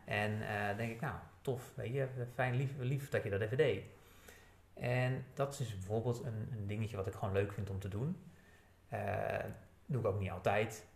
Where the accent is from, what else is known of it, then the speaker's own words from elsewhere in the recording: Netherlands; als Nederlanders